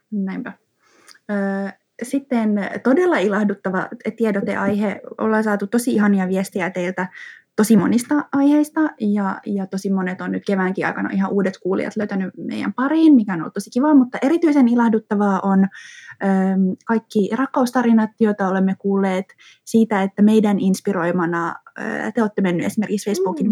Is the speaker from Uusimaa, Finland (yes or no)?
yes; Espoo, Uusimaa, Finland; mä kuitenkin Espoosta kotoisin